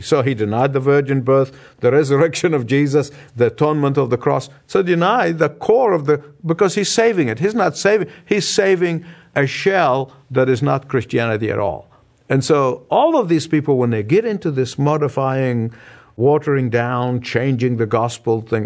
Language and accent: English; Egypt; moved away; my hometown, the country of Egypt